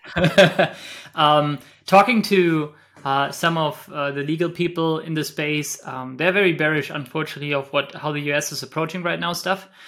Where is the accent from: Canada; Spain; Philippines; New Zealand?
Spain; moved away; I'm, I think, Spanish